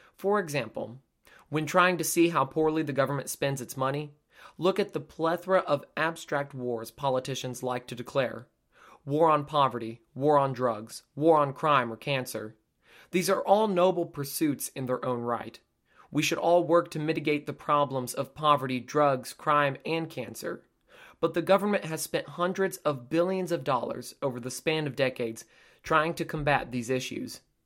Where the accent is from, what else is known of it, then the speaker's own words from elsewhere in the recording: United States; We are a tough, resilient people, but being an American is not for the faint of heart